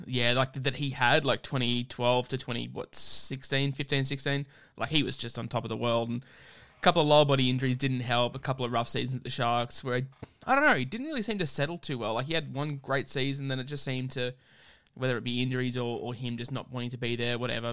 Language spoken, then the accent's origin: English; Queensland, Australia; as a Queenslander myself